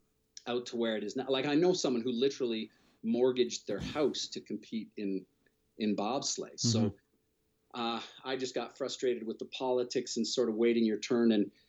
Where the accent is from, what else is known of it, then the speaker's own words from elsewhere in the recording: Ontario, Canada; I grew up in Ontario